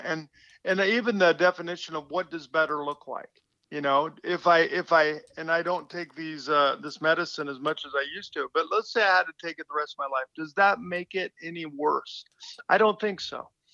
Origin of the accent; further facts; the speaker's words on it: West Coast, United States; I'm from the West Coast, so all my relatives came over the Rockies